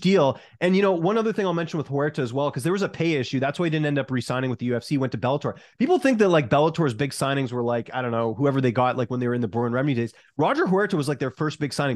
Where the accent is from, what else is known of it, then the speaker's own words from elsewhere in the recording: Canada; I'm Canadian